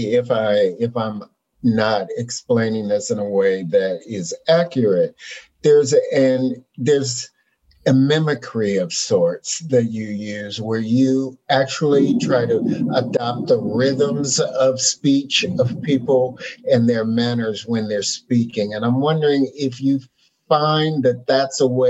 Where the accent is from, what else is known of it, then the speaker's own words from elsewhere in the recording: United States; as a Black man growing up in America